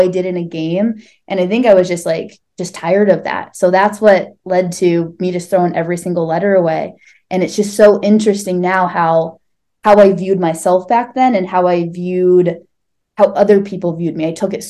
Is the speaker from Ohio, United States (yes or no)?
yes; Northeast Ohio, United States; I grew up in suburbs, Northeast Ohio